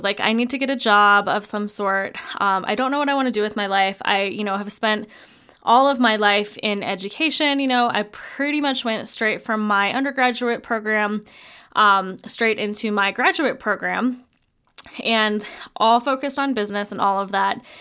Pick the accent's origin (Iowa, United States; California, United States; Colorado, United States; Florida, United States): Colorado, United States; Fort Collins; also born or lived in mountain ski town; We ended up moving back to my hometown of Fort Collins, Colorado, that actually is where we live currently